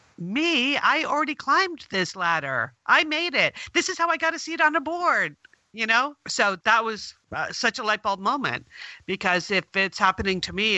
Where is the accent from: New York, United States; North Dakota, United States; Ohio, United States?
New York, United States; I grew up right outside of New York City